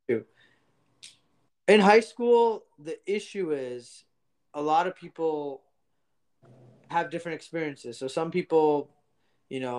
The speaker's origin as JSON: {"language": "English", "region": "New Jersey", "country": "United States", "tie": "born or raised there", "also_born_or_lived": "India", "first_language": "Gujarati", "said": "I lived in Jersey, but when I was born here, I moved back to India for 5 years until my grandpa was alive"}